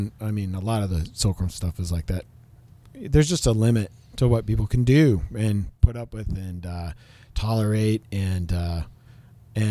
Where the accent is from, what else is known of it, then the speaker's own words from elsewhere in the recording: Missoula, Montana, United States; growing up in Montana